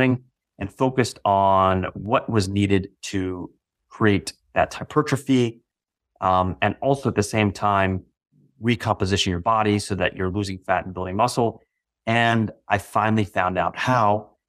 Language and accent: English; Virginia, United States; also born or lived in Massachusetts / New Jersey / Florida / Texas; Initially, I was born in Massachusetts, moved to New Jersey, moved to Florida, moved to Texas, then moved to Northern Virginia, where I eventually settled down after moving